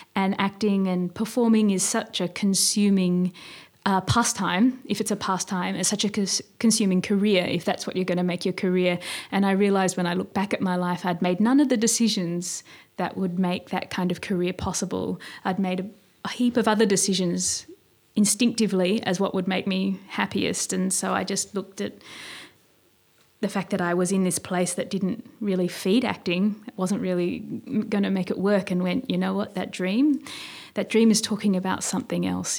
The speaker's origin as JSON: {"language": "English", "town": "Sydney", "region": "New South Wales", "country": "Australia", "tie": "born or raised there", "said": "I was born in Sydney here and grew up in Balmain"}